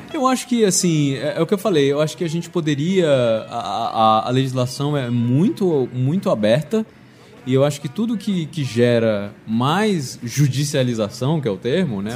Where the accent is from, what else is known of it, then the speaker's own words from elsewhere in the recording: Brasília, Federal District, Brazil; moved away; eu sou de Brasília, então eu já, eu já fui. E eu era jornalista lá